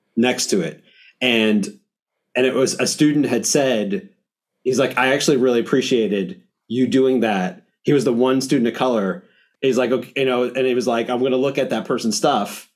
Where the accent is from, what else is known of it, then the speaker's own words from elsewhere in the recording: New York, United States; as a New Yorker